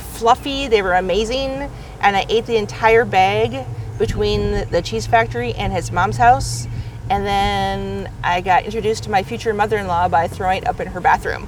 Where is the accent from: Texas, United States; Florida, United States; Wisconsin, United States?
Wisconsin, United States; growing up in Wisconsin, my parents would buy the cheese curds